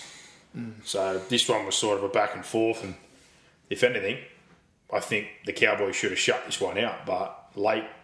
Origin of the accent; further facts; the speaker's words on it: Australia; Being Australian, we are full-time referees